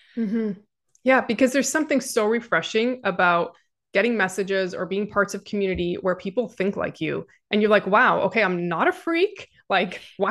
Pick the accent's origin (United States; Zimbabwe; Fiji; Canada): Canada; Even as a Canadian